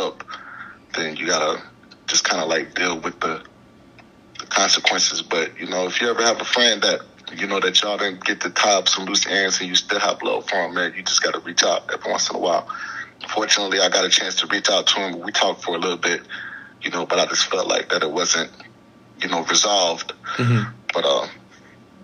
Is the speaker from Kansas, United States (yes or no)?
no; Clearwater, Florida, United States; I'm from Clearwater, Florida, on the outskirts of Tampa